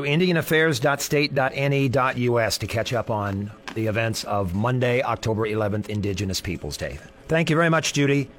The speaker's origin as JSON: {"language": "English", "region": "Nebraska", "country": "United States", "said": "I'm a Swedish white kid from Nebraska"}